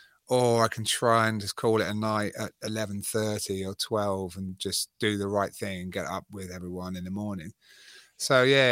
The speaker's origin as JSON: {"language": "English", "region": "England", "country": "United Kingdom", "moved": "yes", "said": "I've been out of England for 18 years, so I'm definitely... Wow. I go back to England and they're like, where are you from?"}